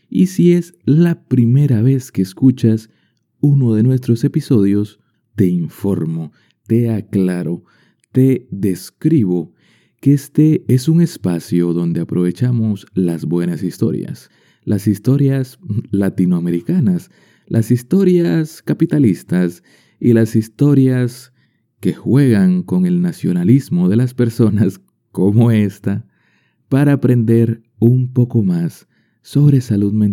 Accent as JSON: {"language": "Spanish", "country": "Colombia", "said": "como colombiano quería dar mi opinión al respecto sobre una película inspirada en mi país."}